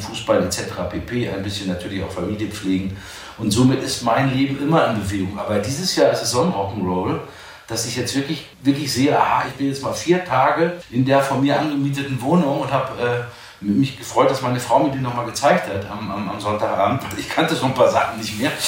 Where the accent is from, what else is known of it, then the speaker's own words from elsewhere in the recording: Dortmund, North Rhine-Westphalia, Germany; moved away; also born or lived in Cologne / Wuppertal; als Borusse, als gebürtiger Dortmunder, schwarzer Hals, gelbe Zähne, wie das bei uns heißt